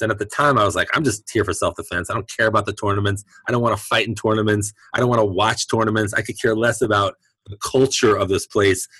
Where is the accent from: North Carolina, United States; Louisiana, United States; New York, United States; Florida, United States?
New York, United States; New York City; now in San Francisco Bay Area, United States; I'm born and raised in Brooklyn